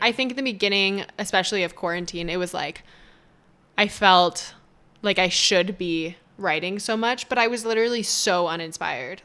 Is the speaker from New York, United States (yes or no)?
no; Las Vegas, Nevada, United States; also born or lived in Toronto; I'm from Vegas, born and raised, and I'm back.